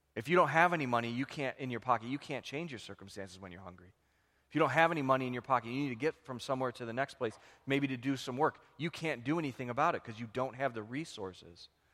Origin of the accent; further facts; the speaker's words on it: United States; we live with as American Christians